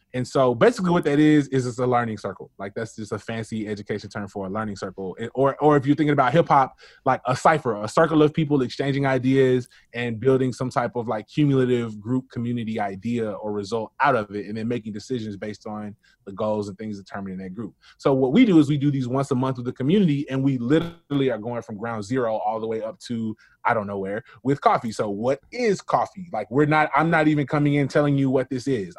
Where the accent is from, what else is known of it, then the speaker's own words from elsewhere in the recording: Memphis, Tennessee, United States; growing up for me as a Black male in Memphis, um, I grew up in White Haven